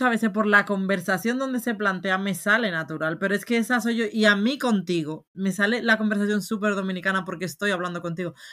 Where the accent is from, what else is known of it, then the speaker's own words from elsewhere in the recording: Spain; amigos aquí donde todos eran latinos y la única española soy yo. Y me están criticando a mí porque yo tengo acento, pero que siempre me dicen, pero ¿de dónde eres? Porque claro, no tengo ni el acento dominicano ni el acento español marcado, marcado.